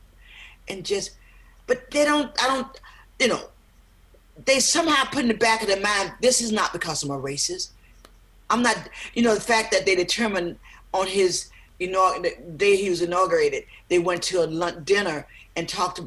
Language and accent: English; South Georgia, United States; where I grew up in South Georgia